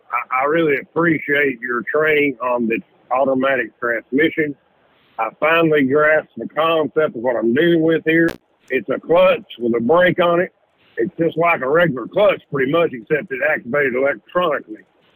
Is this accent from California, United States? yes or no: no; Kentucky, United States; I'm a Southerner from get-go, buddy. I was born in Kentucky. I love the South. I don't love the North.